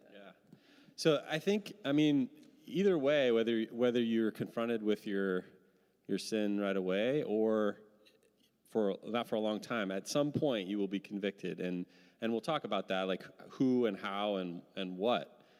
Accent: Midwest, United States; now in Seattle, United States; I'm from the Midwest

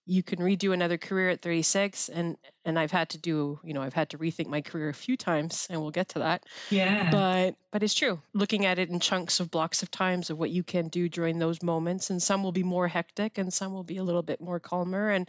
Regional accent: Quebec, Canada; I was 16 when I joined military college um, because I came from the Quebec system. So for our CEGEP, we do it at, at Saint Jean.

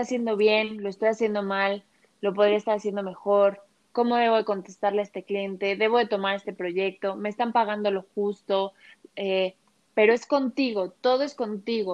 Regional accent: Mexico City, Mexico; moved away as an adult; now in Guadalajara, Mexico; yo nací en la Ciudad de México, viví toda mi vida en la Ciudad de México y desde hace tres años por cuestiones de amor me vine a vivir a Guadalajara

